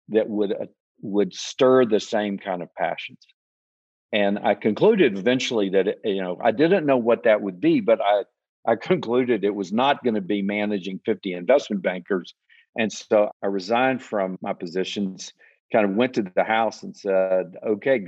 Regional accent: Texas, United States; moved away as an adult; also born or lived in Arkansas; I grew up in Texas

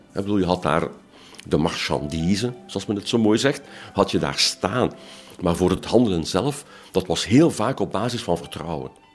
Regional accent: Ghent, Flanders, Belgium; Ik ben geboren en getogen in Gent.

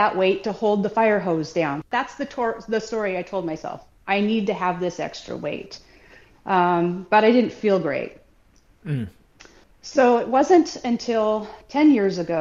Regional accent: Southwest Washington, United States; I grew up in Southwest Washington with a normal family with the normal standard American diet.

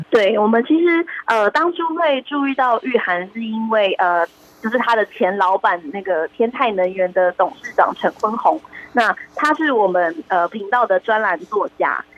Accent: Taiwan; 我们都是在台湾的升学体系长大的孩子

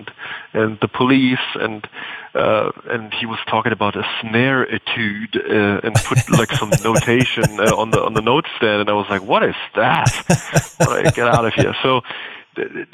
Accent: Bavaria, Germany; the German village that I grew up in Bavaria

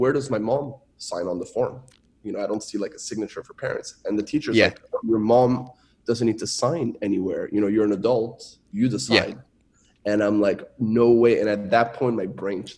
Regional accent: Montreal, Quebec, Canada; first language French; English is a second language; moved away; also born or lived in Shanghai; I was born and raised in Montreal, Canada

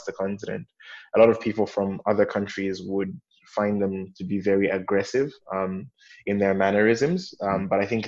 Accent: Malawi; also born or lived in East Africa / West Africa; I'm from Malawi, but I've spent quite a bit of time in East and West Africa.

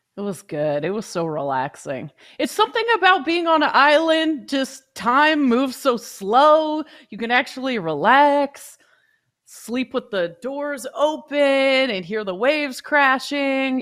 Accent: West Coast, United States; moved away; growing up on the West Coast

